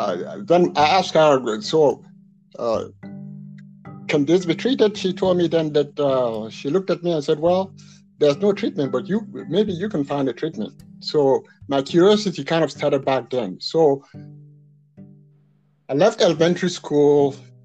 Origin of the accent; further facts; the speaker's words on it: Abeokuta, Ogun State, Nigeria; I'm a Nigerian, but if you ask me, where should you go to live in Nigeria? I'll tell you, Jos. {S0} Yes. {S1} Even though I'm an Abeokuta man.